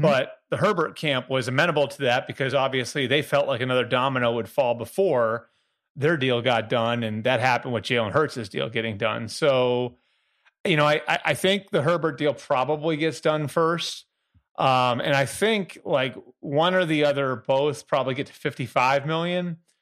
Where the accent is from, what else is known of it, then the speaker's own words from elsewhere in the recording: Boston, Massachusetts, United States; I'm from Boston area